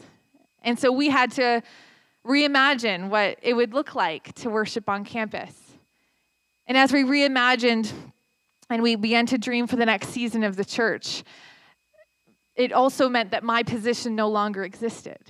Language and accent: English; London, Ontario, Canada; I hail all the way from London, Ontario